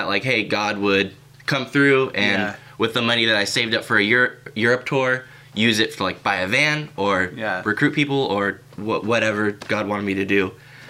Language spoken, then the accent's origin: English; Kelseyville, California, United States; I'm from Kelseyville, California.